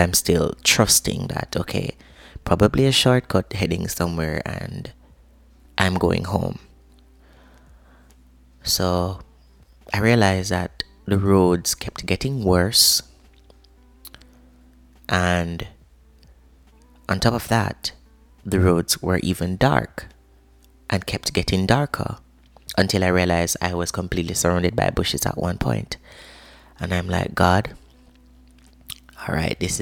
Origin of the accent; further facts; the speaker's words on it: Jamaica; I am Jamaican by birth.